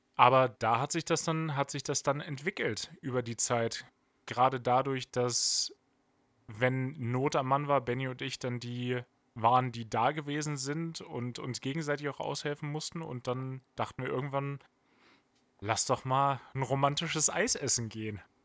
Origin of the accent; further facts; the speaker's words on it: near Hanover, Lower Saxony, Germany; Ich komme im groberen Sinne aus der Nähe von Hannover